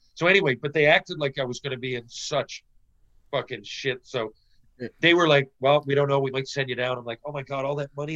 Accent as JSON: {"language": "English", "region": "Newfoundland and Labrador", "country": "Canada", "tie": "born or raised there", "moved": "yes", "said": "growing up in Newfoundland"}